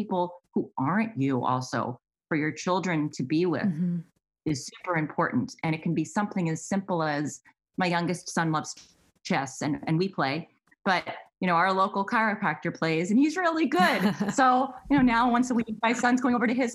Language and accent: English; Massachusetts, United States; I grew up in Massachusetts.